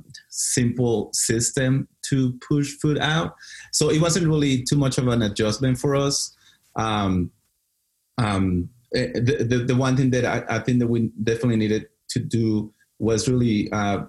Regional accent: Mexico City, Mexico; moved away; also born or lived in Dallas; I grew up in Mexico City

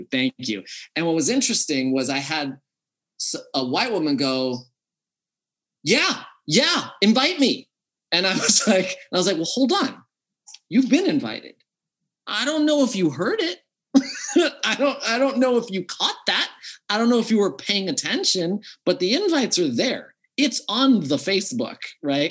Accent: United States; I grew up in America

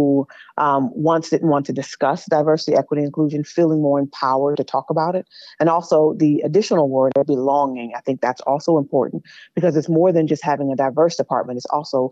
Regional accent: Prince George's County, Maryland, United States; I grew up in Prince George's County.

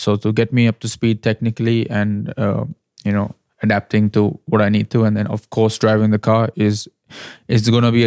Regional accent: India; me being an Indian driver, driving for an Indian team

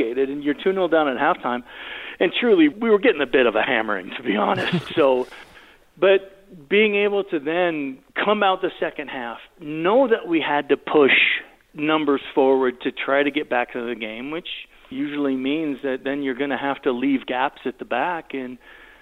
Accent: United States; I'm American.

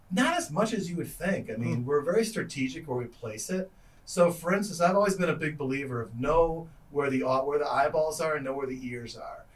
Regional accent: Chicago, Illinois, United States; moved away as an adult; also born or lived in Iowa; when I was growing in Chicago

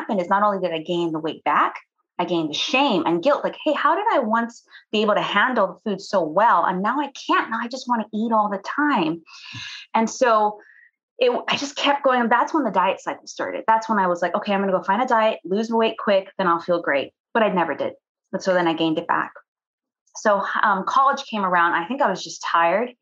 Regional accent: Cayman Islands; I'm from the Cayman Islands.

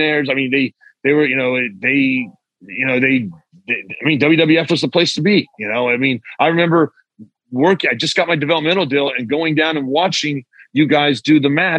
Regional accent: Oklahoma, United States; I'm growing up in Oklahoma at the time

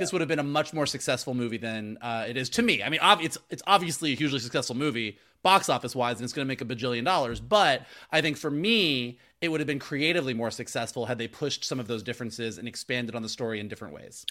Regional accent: Florida, United States; now in Los Angeles, United States; I grew up in Florida

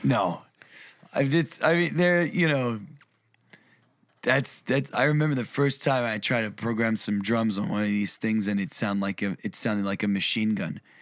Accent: New York, United States; moved away; also born or lived in Europe / Berlin, Germany / Tennessee; I was born, raised in New York

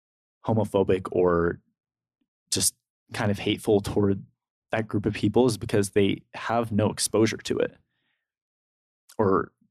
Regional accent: California, United States; I've had exposure to that because I'm from California.

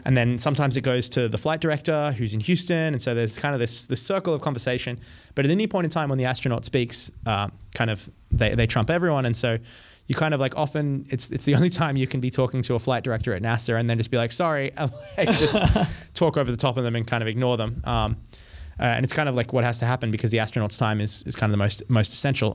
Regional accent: Australia; also born or lived in France / Colorado; now in United States; I grew up in Australia

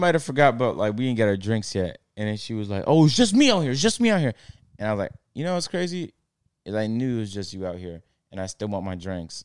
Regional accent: Toronto, Ontario, Canada; now in Atlanta, United States; I'm from Toronto

